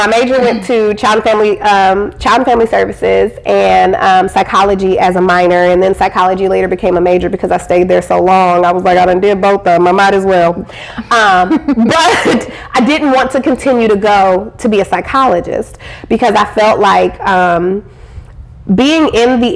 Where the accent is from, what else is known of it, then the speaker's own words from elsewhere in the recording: Iowa, United States; I grew up in Iowa.